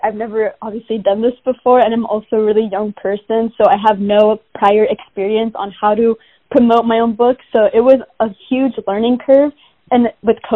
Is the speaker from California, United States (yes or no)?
yes; Mountain View, California, United States; also born or lived in Bosnia / Germany; I was born in Mountain View, California, but because my parents were fresh immigrants to the States, I have spent most of my time in Bosnia and Germany with my grandma when I was younger, and then I only came back to the States for schooling